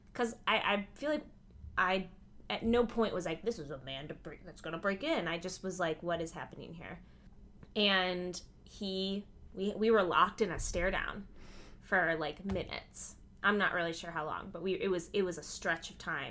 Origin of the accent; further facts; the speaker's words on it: Midwest, United States; I grew up in the Midwest